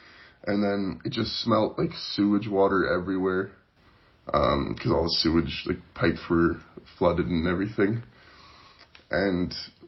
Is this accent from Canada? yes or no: yes; Calgary, Alberta, Canada; I was born and raised in Calgary, Alberta. Now I'm a student at Mount Royal University studying finance and economics.